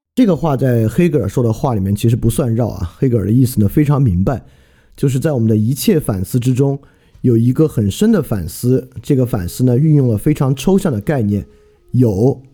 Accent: China; 满大街呢都是汉字构成的我们中国人可识别的汉字词汇

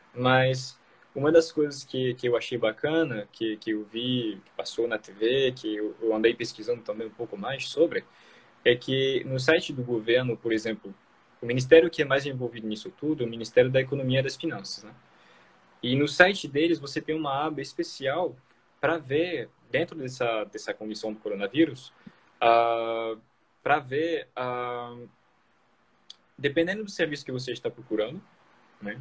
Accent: France; Portuguese is a second language; moved away as an adult; also born or lived in Fortaleza, Brazil; sou nativo de uma cidade muito pequena, uh, rural, né, que fica na fronteira com a Bélgica

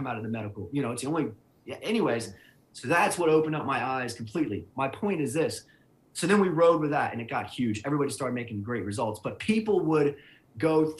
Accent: Cincinnati, Ohio, United States; moved away; also born or lived in Atlanta, Georgia; I'm from Cincinnati, Ohio. I went to Ohio University. I lived in Atlanta for 5 years

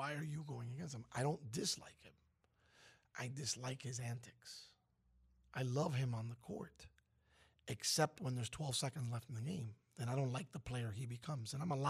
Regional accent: Brooklyn, New York, United States; How do you feel West Coast if I'm from Brooklyn?

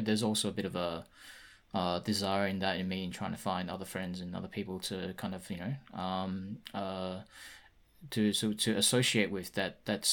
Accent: Sydney, New South Wales, Australia; I grew up in Sydney

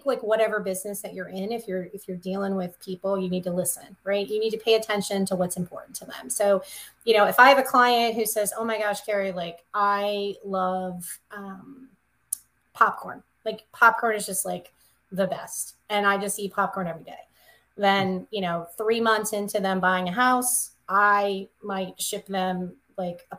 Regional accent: the South, United States; moved away; I'm from the South, of course, in my little town

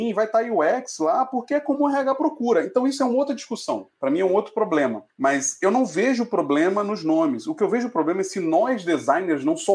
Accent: Rio de Janeiro, Brazil; Sou carioca, então, Clécio eu vou lá para Fela Hype Nike Ipanema e vender minha arte.

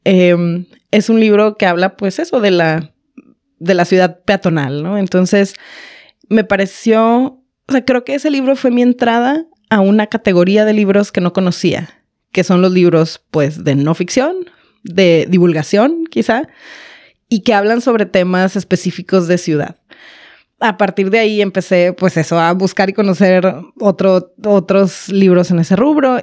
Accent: Baja California, Mexico; moved away as an adult; now in Monterrey, Mexico; Yo soy de otra ciudad, no soy de aquí, soy de Baja California

